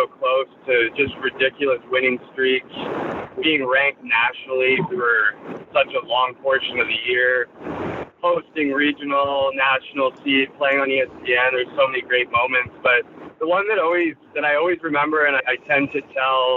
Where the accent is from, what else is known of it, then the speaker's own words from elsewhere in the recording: just outside Toronto, Ontario, Canada; moved away as an adult; also born or lived in Missouri; I grew up in just outside Toronto, Ontario